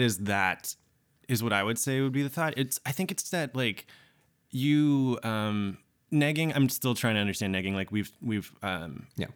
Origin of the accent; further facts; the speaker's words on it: Georgia, United States; also born or lived in Japan; I was born in Japan, but I grew up in Georgia in the South.